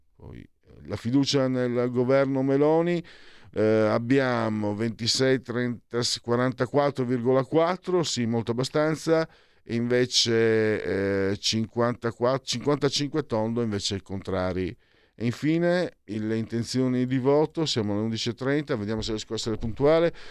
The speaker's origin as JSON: {"language": "Italian", "country": "Italy", "also_born_or_lived": "Veneto", "said": "io vengo dal Friuli, dal Veneto"}